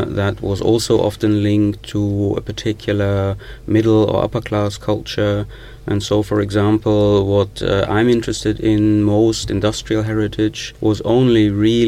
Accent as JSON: {"language": "English", "area": "the Ruhr", "region": "North Rhine-Westphalia", "country": "Germany", "said": "I'm coming from the Ruhr, and the Ruhr is probably the most important industrial heritage region in Germany"}